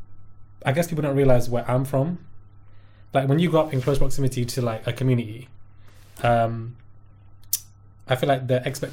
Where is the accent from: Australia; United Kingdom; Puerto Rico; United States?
United Kingdom; Brixton, London; also born or lived in Streatham; I grew up in Brixton and Streatham. So Streatham is further down in south, born and raised in both areas.